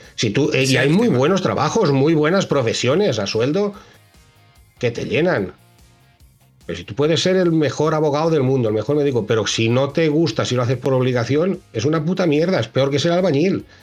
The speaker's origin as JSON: {"language": "Spanish", "town": "Ibi", "region": "Valencian Community", "country": "Spain", "said": "de inyección de plástico en IBI, en mi pueblo"}